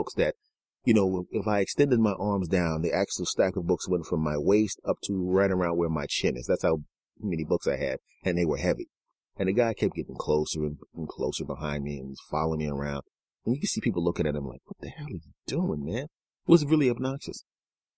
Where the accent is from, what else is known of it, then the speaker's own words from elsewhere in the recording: Philadelphia, Pennsylvania, United States; I grew up in Philadelphia.